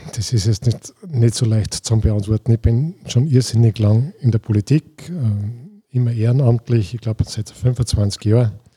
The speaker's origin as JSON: {"language": "German", "town": "Scharnstein", "region": "Upper Austria", "country": "Austria", "said": "bei uns in Scharnstein"}